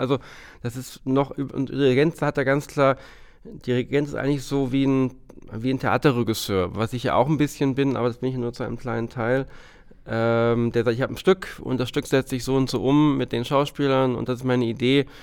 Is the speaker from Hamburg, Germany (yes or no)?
yes; Hamburg, Germany; komm ja aus Hamburg und habe früh in Hamburg angefangen, zum Studium